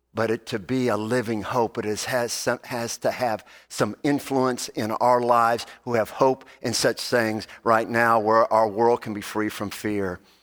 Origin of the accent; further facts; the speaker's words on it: Alabama, United States; I am from Alabama